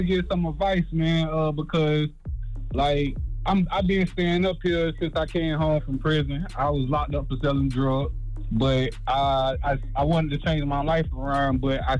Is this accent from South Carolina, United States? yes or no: yes; Aiken, South Carolina, United States; now in Lexington, United States; I'm from South Carolina, too, man. {S7} Okay, what part? {S5} Aiken